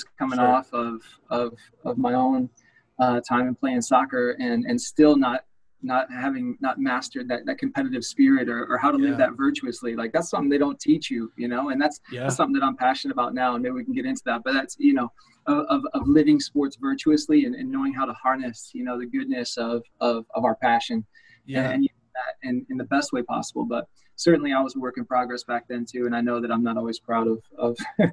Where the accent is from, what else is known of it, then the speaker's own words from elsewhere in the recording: Illinois, United States; moved away as an adult; I grew up in Illinois